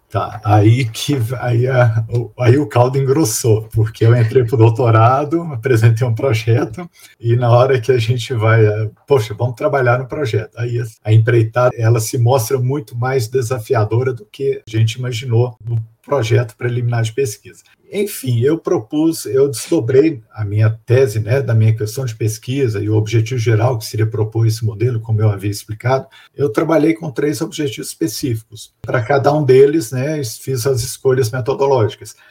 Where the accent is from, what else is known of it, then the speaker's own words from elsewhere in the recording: Belo Horizonte, Minas Gerais, Brazil; moved away as an adult; also born or lived in Divinópolis, Brazil; now in Curitiba, Brazil; Sou de Belo Horizonte, é, na verdade, mineiro, nascido em Divinópolis, mas há muito morava em Belo Horizonte